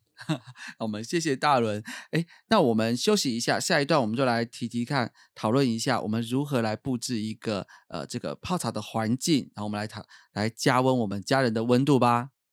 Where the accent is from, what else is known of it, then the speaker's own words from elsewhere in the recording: Taiwan; 我们台湾人就是有那种很节俭的好，好习惯